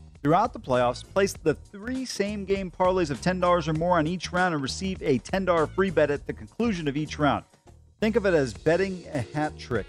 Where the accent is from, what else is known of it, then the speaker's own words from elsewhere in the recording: Northeast Ohio, United States; I'm not from Northwest Ohio. Well, I'm Northeast Ohio.